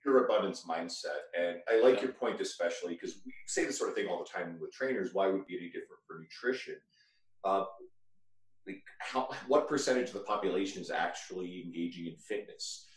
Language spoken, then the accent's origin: English; rural Newfoundland, Newfoundland and Labrador, Canada; I'm from New, like rural Newfoundland originally